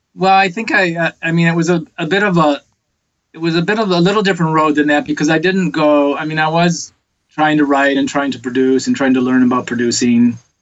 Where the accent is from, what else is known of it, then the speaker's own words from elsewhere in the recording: Detroit, Michigan, United States; now in Los Angeles, United States; I grew up in Detroit, big music city